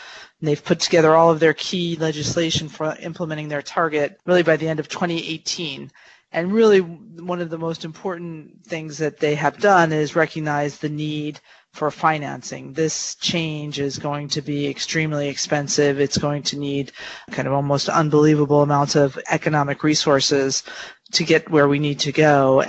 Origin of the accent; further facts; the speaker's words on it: United States; moved away; as an American practicing abroad